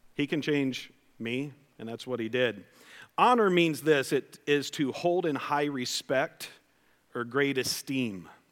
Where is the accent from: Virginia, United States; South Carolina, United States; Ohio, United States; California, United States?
Ohio, United States; West Liberty; I grew up in West Liberty, Ohio